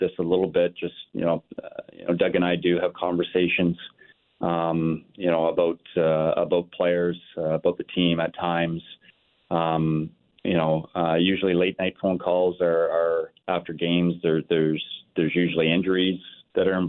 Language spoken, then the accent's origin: English; Northern Ontario, Canada; moved away; I grew up in Northern Ontario playing hockey